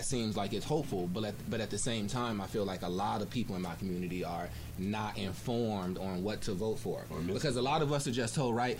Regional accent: Chicago, Illinois, United States; accent: American; moved away; I'm from Chicago, and my sister and my family, they all live, in the hood right now

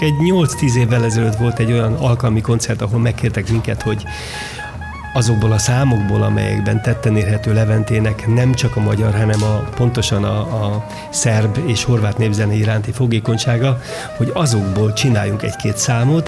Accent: Pomáz, Pest, Hungary; olyan helyen nőttem fel Pomázon

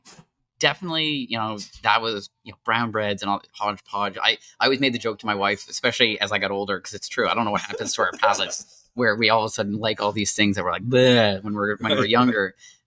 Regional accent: South Shore, Nova Scotia, Canada; for me growing up in the South Shore

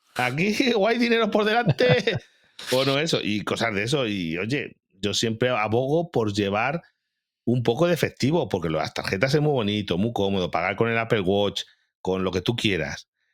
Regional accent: Galicia, Spain; moved away; yo que soy de Galicia, tú sabes que en Galicia pues son mucho de aldeas muy pequeñas

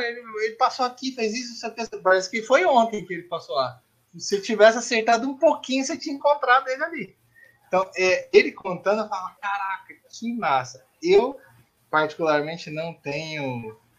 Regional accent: São Paulo, Brazil; moved away; eu sou paulistano, eu saí, depois morei no interior de São Paulo, em Mineira

